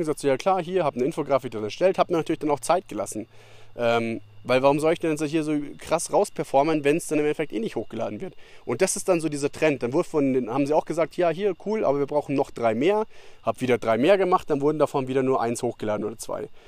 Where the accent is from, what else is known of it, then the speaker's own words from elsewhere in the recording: Bavaria, Germany; moved away; Das hast du bei uns in Bayern, dass du in ein Dorf oder sowas irgendwo lang gehst und dann geht man 20 Meter aufeinander zu, dann sagt man halt Servus